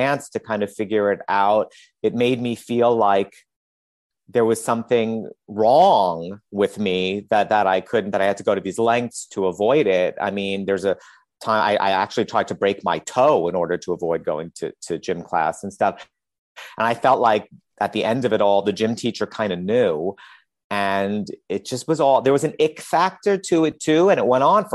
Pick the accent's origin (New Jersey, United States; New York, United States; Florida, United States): New York, United States; New York City; when I grew up in Queens